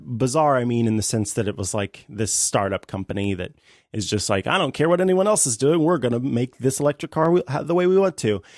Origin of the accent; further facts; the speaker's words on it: St. Joseph, Missouri, United States; in St. Joe, my hometown